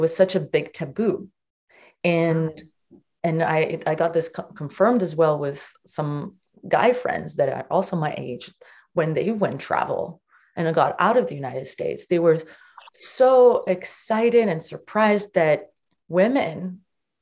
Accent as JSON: {"language": "English", "country": "Portugal", "tie": "born or raised there", "said": "I was born in Portugal"}